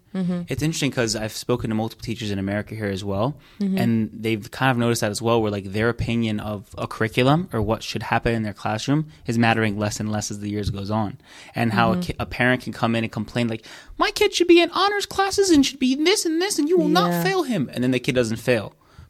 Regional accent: Alexandria, Alexandria Governorate, Egypt; born there; I was born in Alexandria.

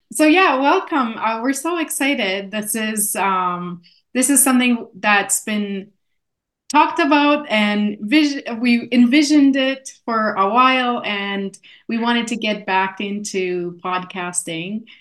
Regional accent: Canada; accent: Polish; also born or lived in Poland; came into Canada um, in 87, so in the 80s, late 80s, um, and was raised most of my life here

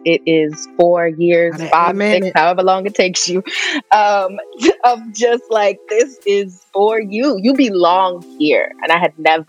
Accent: White Plains, New York, United States; also born or lived in Katonah, New York; I grew up in White Plains, New York, which is a suburb right outside of the Bronx in New York.

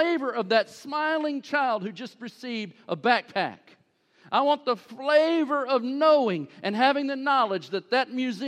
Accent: United States; being an American

